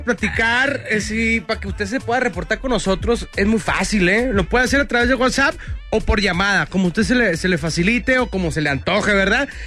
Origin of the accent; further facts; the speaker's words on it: northern Mexico, Mexico; accent: norteño; yo soy norteño, entonces meto frases cholas y frases este, nortellas